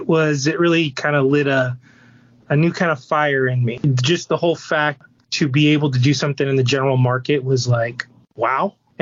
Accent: Southern California, United States; Born and raised in Southern California.

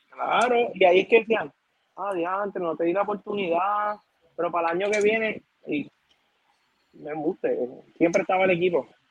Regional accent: Puerto Rico; mi pueblo de Toda

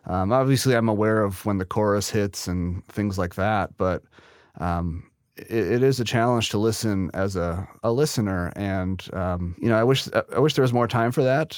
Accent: Neenah, Wisconsin, United States; I was born and raised in Neenah, Wisconsin

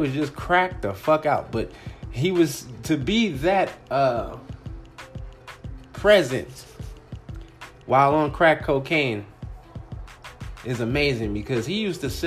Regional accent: Compton, California, United States; now in Phoenix, United States; I'm originally from the Compton, California area

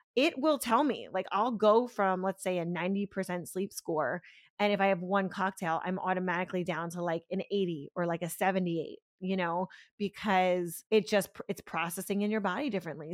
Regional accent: Pennsylvania, United States; now in Florida, United States; I grew up in Pennsylvania, I'm not from Florida

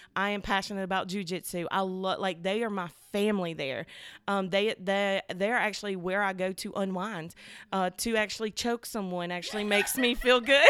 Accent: Selma, Alabama, United States; I was born and raised in Soma, like, Soma bred, girl. I'm talking went to Dallas County, did all the things that you do when you live in Soma

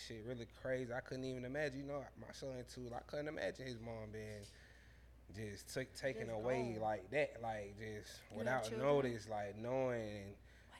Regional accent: Atlanta, Georgia, United States; Real city. Like, the real city. Like, I grew up right next to the Georgia Aquarium and Georgia Tech.

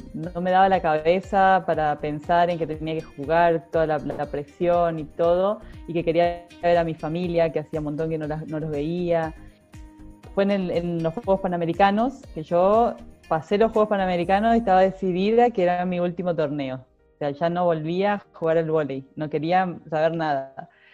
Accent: Argentina; soy muy argentina.

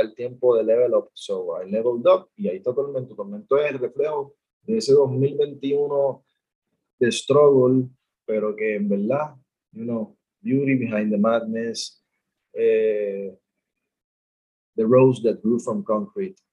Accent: Puerto Rico; mi situación actual como puertorriqueño

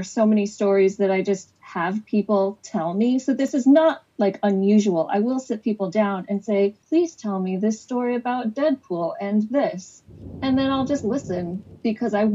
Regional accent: Phoenix, Arizona, United States; now in Scotland; I am from Phoenix, but I'm currently living in the land of Scrooge McDuck, Scotland

